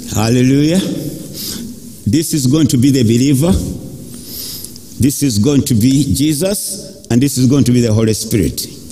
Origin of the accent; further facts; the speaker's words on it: Uganda; I grew up in Africa